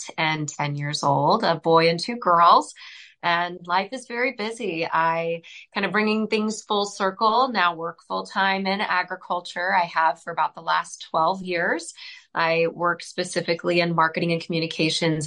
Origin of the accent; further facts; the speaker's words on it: Southern Indiana, United States; I'm originally from Southern Indiana. I grew up on a dairy farm